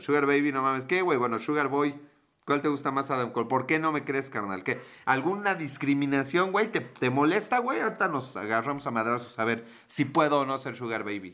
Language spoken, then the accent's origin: Spanish; Puebla, Mexico; yo soy de Puebla